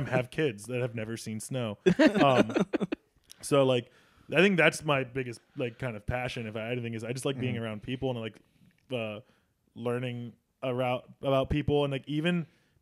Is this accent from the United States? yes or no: yes; Northern Illinois, United States; moved away as an adult; also born or lived in Virginia / Kentucky; now in Tulsa, United States; I'm from Northern Illinois. So like, I know, and I grew up in a small farm town